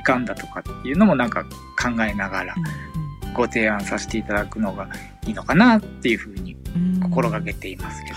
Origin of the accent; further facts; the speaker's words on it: Tokyo, Japan; moved away as an adult; now in Iida, Japan; 僕東京生まれの東京育ちなんで